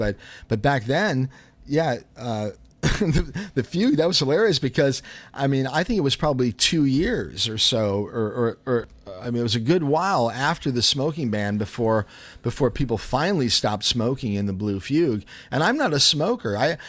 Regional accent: Chicago, Illinois, United States; But anyway, I grew up in Chicago, and we would go into these little jazz and blues clubs

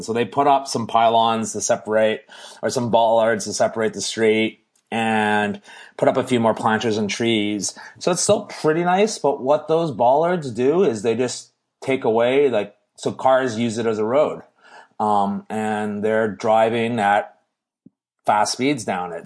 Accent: Canada; we're Canadian

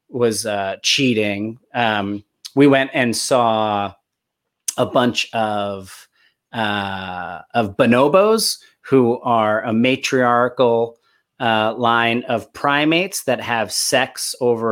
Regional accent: New Jersey, United States; now in Los Angeles, United States; I grew up in Jersey.

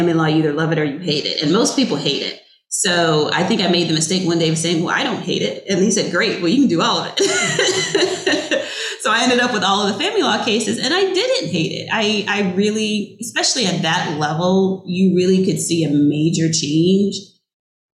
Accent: Virginia, United States; I'm from Virginia, so I got to live at home for free, obviously

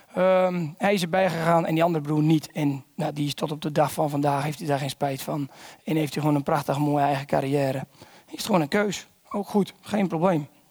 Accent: Volendam, North Holland, Netherlands; ik kom uit Volendam

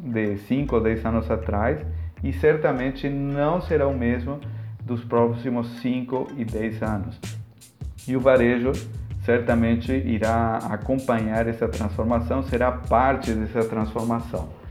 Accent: Argentina; Portuguese is a second language; now in Palhoça, Brazil; sou argentino, há quase 20 anos que moro aqui no Brasil, mais pontualmente na cidade de Palhoça, em Santa Catarina

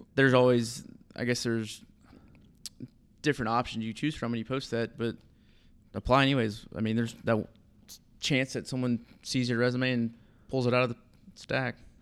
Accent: Grove Hill, Alabama, United States; also born or lived in Mobile, Alabama; born in Mobile. I lived in Grovehill, Alabama

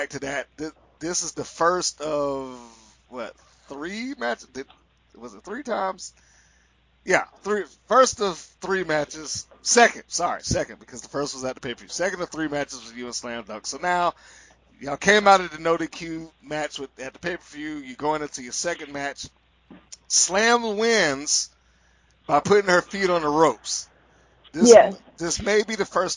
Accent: Atlanta, Georgia, United States; I'm from Atlanta

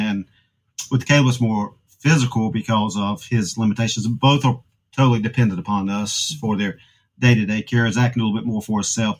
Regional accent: Wilson, North Carolina, United States; We're from Wilson, North Carolina

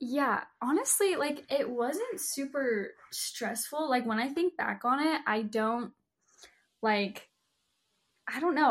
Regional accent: Salt Lake City, Utah, United States; I was born and raised in Salt Lake City, Utah

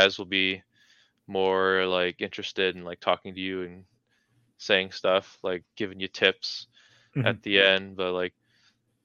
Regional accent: Carnduff, Saskatchewan, Canada; moved away as an adult; also born or lived in Calgary; now in Regina, Canada; my hometown

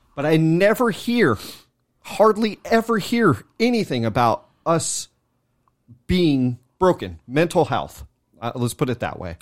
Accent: California, United States; moved away; we're from Cali, you know, so we don't live there no more.

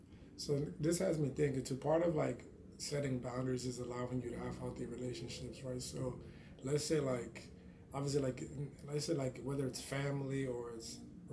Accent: Nigeria; we're both Nigerian.

